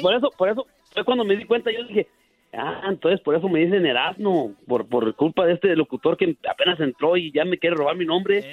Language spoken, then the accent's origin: Spanish; Nieves, Zacatecas, Mexico; now in Minnesota, United States; Yo, yo nací en 1973, en el mero Tánger Nieves, Zacatecas